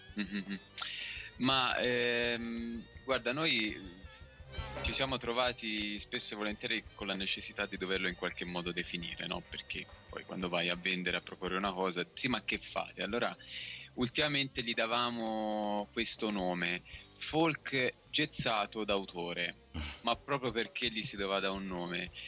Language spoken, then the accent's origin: Italian; Tuscany, Italy; sono toscano